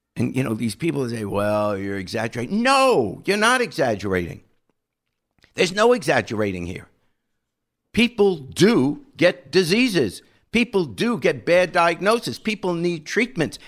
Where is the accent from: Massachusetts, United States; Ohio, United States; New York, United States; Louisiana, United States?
New York, United States; I was raised in New York